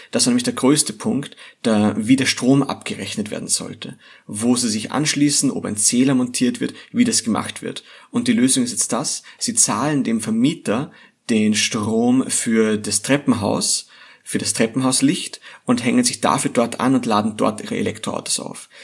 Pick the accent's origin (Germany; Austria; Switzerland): Austria; hier bei uns in Österreich